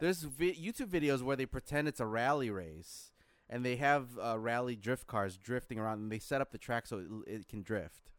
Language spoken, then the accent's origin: English; Philippines; moved away; my home country, the Philippines